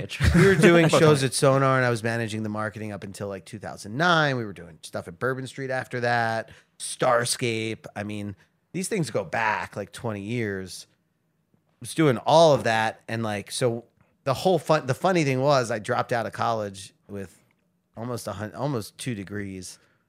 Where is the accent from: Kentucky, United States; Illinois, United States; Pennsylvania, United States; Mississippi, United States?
Pennsylvania, United States; Philadelphia; moved away as an adult; now in Baltimore, United States; I'm from Philadelphia.